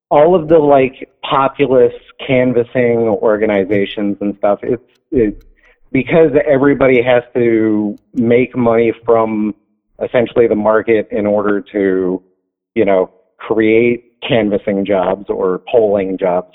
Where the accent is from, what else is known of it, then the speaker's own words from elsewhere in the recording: Flint, Michigan, United States; now in Texas, United States; Michigan, I was born in Flint